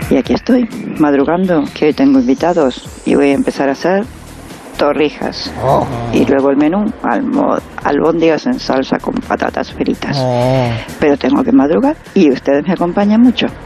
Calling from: Casas de Don Pedro, Extremadura, Spain; Hola, buenos días. … de Casa de Don Pedro en Badajoz.

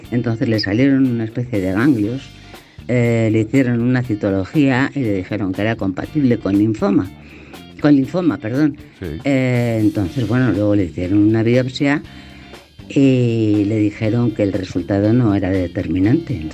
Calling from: Madrid, Community of Madrid, Spain; de Madrid.

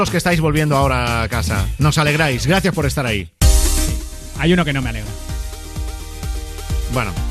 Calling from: Zaragoza, Aragon, Spain; Hey, buenas Europa … de Zaragoza y lo mejor que me ha pasado hoy ha sido

